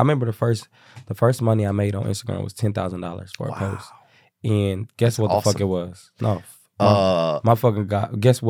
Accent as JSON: {"language": "English", "town": "Kansas City", "region": "Missouri", "country": "United States", "moved": "as an adult", "lives_now": "Atlanta, United States", "said": "So I'm from Kansas City, Missouri."}